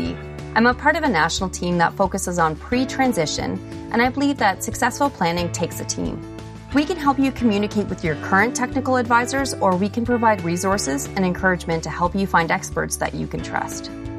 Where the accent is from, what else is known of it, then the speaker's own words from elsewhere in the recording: Stratford, Ontario, Canada; I'm from Stratford, Ontario, so not very far from Allison. She's about 45 minutes away from me.